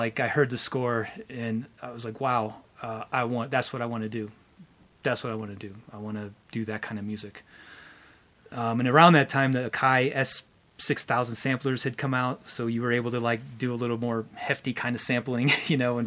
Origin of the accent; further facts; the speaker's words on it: Pittsburgh, Pennsylvania, United States; I was living in Pittsburgh, Pennsylvania